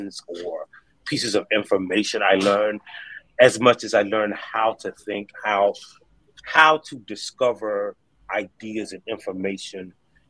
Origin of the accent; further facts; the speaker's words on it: Hartsville, South Carolina, United States; I was born and raised in South Carolina, a little town called Hartsville, South Carolina.